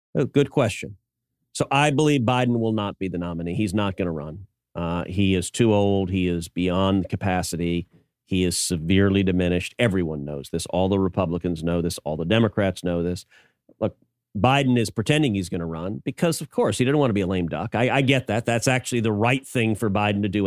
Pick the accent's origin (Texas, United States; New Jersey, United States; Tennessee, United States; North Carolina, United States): Texas, United States; Houston; growing up in Houston, when I was a little kid